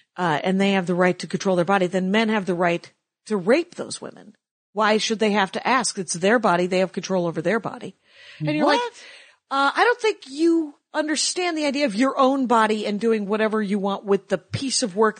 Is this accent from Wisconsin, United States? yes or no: yes; Wisconsin, United States; And because I'm from Wisconsin.